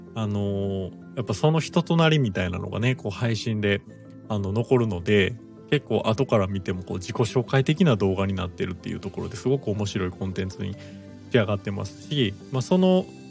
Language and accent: Japanese; Kansai, Japan; 僕自身関西出身です